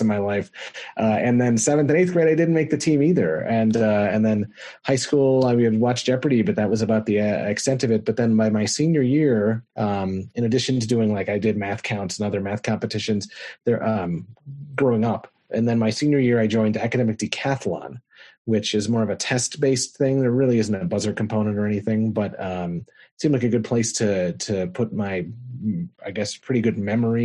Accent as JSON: {"language": "English", "town": "Phoenix", "region": "Arizona", "country": "United States", "tie": "born or raised there", "also_born_or_lived": "Western New York", "moved": "as an adult", "lives_now": "Albuquerque, United States", "said": "I was born in Western New York. I moved to Phoenix when I was, in third grade. And I lived there until grad school when I came on over to New Mexico"}